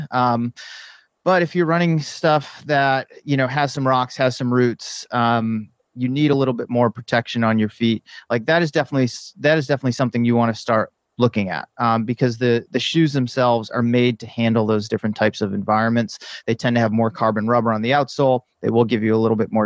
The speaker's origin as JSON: {"language": "English", "region": "East Coast", "country": "United States", "tie": "born or raised there", "also_born_or_lived": "San Diego / San Francisco Bay Area", "moved": "yes", "lives_now": "Bay Area, United States", "said": "I grew up on the East Coast"}